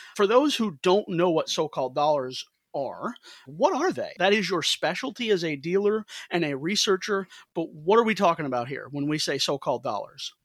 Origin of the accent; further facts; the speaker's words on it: St. Louis, Missouri, United States; I'm from Saint Louis